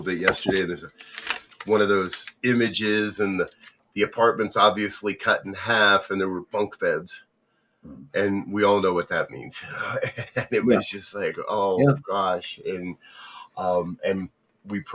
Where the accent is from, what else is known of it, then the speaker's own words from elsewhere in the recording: United States; I grew up in New Jersey, New York